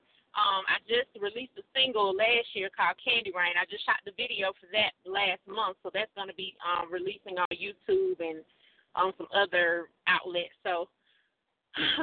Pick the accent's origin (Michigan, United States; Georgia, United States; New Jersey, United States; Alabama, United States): Georgia, United States; College Park; I was born and raised in College Park, Georgia